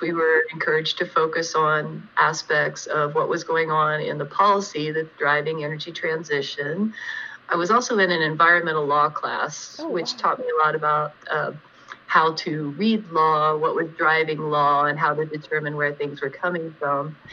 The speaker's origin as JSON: {"language": "English", "town": "Jackson", "region": "Ohio", "country": "United States", "tie": "born or raised there", "also_born_or_lived": "Chillicothe, Ohio", "moved": "yes", "lives_now": "Lakewood, United States", "said": "I was born in a town in southeastern Ohio called Chillicothe and uh, grew up in another smaller town even further to the south and east called Jackson"}